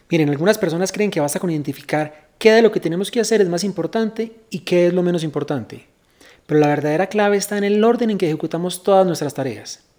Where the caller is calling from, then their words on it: Mexico; de México y esta es mi duda.